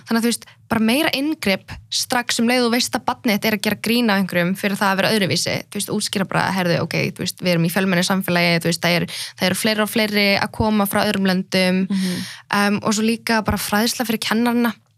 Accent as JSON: {"language": "Icelandic", "country": "Iceland", "tie": "born or raised there", "also_born_or_lived": "Iraqi Kurdistan", "said": "ég fættist hér"}